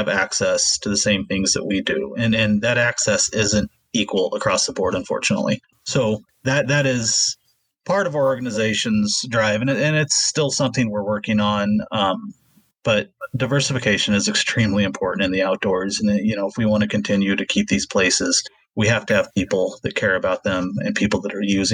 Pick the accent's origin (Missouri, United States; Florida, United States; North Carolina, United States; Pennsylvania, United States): Missouri, United States; I grew up in Missouri. So growing up in Missouri and being in the outdoors, that's what you